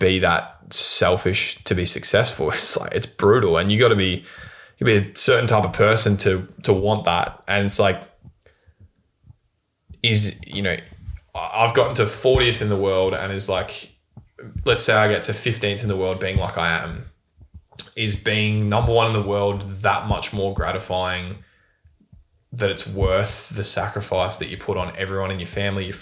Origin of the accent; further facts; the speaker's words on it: Bendigo, Victoria, Australia; I come from Bendigo.